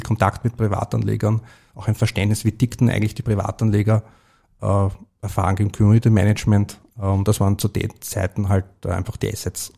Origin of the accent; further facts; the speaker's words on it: Vienna, Austria; ich bin im Börseviertel aufgewachsen